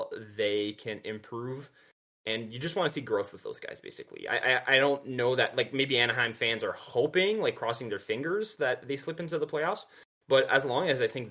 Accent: Canada; Us Canadians

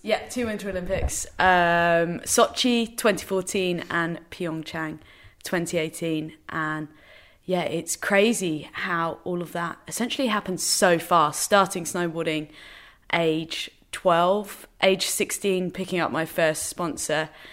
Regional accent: England, United Kingdom; also born or lived in Northern Ireland; now in London, United Kingdom; So we're completely English, but everyone has resided in Northern

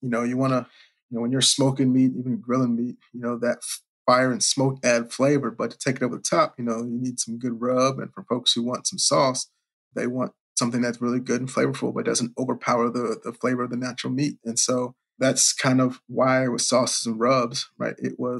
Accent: Richmond, Virginia, United States; even growing up in Richmond, where at the time didn't have like a big barbecue culture, but folks who sort of live where I lived in Virginia would drive down to North Carolina

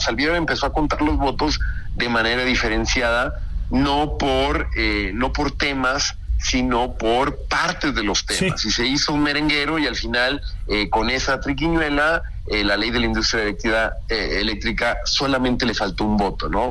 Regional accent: Mexico; como mexicano

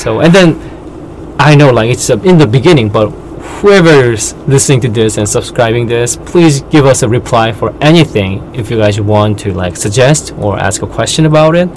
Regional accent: South Korea; born and raised in Korean culture

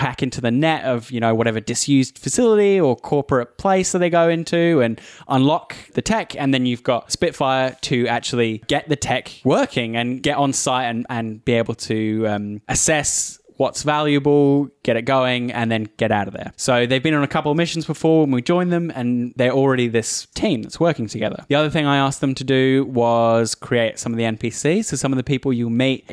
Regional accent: Australia; also born or lived in United Kingdom; I am a British Australian

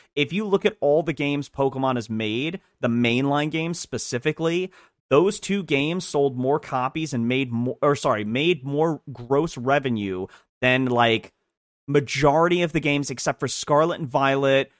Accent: United Kingdom; now in United States; I'm British, I just am no longer British because I got my citizenship, so I'm British, American British

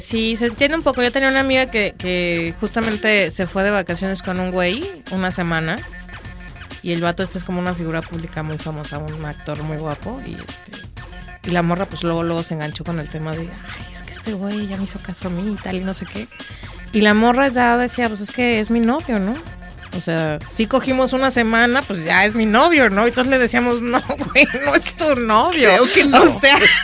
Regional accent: Mexico City, Mexico; moved away; Yo soy de Ciudad de México. Soy de Ciudad de México. Yo ya tengo muchos años viviendo acá

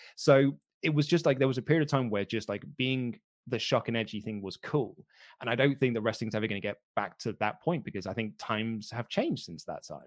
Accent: United Kingdom; I'm, I'm British

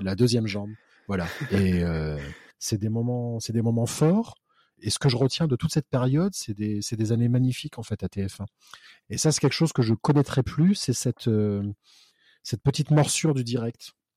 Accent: Réunion; moved away as an adult; now in Paris, France; j'étais de la Réunion.

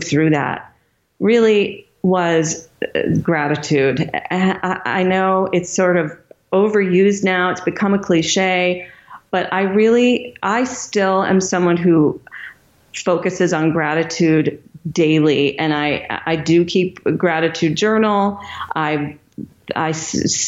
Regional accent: Michigan, United States; my hometown of Michigan

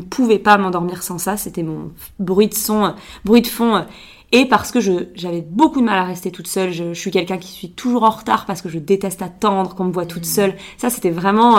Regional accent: Biarritz, Nouvelle-Aquitaine, France; moved away as an adult; je suis née euh, à Biarritz, donc moi je suis, je suis basque. J'ai passé les 20 premières années de ma vie au Pays Basque

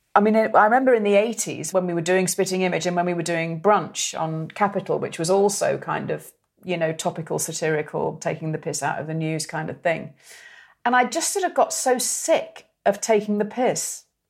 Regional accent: Merseyside, North West England, United Kingdom; we're all from Merseyside.

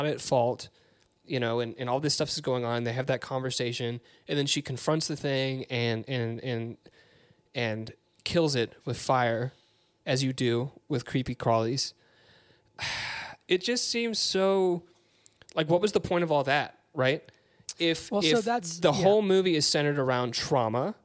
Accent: Peachtree City, Georgia, United States; I grew up in Peachtree City

